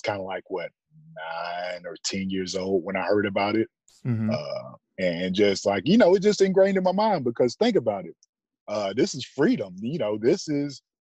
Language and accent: English; Athens, Georgia, United States; also born or lived in Monroe, Georgia; I was 5 years old when we moved to Athens